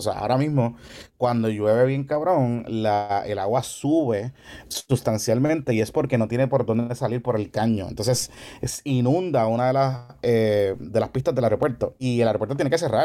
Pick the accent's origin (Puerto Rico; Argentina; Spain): Puerto Rico; Carolina; nacimos y nos criamos en Carolina